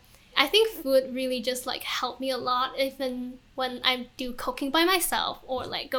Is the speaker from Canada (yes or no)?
no; Hong Kong; moved away as an adult; also born or lived in Switzerland / Shanghai; now in United States; I was born and raised in Hong Kong. And then prior to coming to America, I was in Switzerland for a year. And before that, I was in Shanghai for a bit.